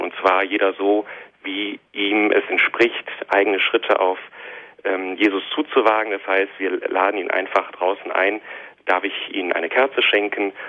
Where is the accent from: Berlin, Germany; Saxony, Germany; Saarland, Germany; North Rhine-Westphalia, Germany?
North Rhine-Westphalia, Germany; Monheim am Rhein; also born or lived in Hilden / Bornheim; now in Düsseldorf, Germany; Ich bin in Hilden im Rheinland geboren, aufgewachsen in Monat, in Monheim, meiner Heimatstadt